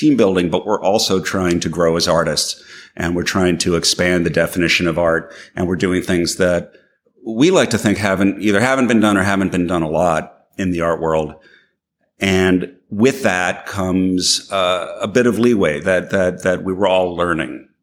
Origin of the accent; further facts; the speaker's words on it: New York, United States; I'm from New York